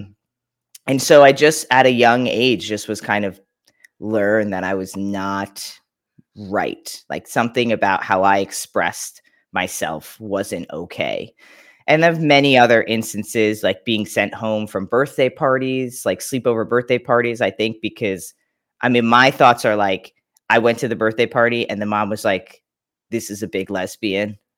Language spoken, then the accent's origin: English; Long Island, New York, United States; born in New York, Long Island